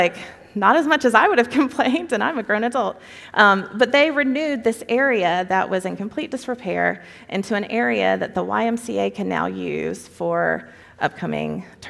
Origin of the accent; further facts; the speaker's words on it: Brunswick, Georgia, United States; moved away; my hometown in Brunswick, Georgia